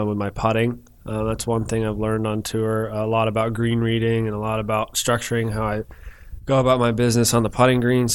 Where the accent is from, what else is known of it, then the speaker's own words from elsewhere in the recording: Kennesaw, Georgia, United States; also born or lived in Alpharetta, Georgia; I grew up in Kennesaw. So I went to Harrison High School.